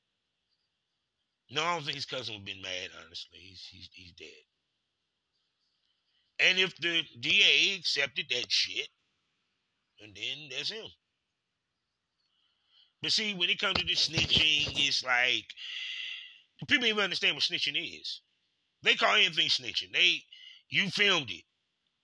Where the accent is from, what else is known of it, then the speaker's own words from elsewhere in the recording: Durham, North Carolina, United States; I'm just from Durham.